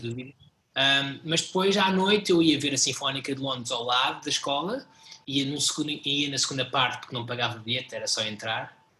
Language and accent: Portuguese; Portugal; nós enquanto portugueses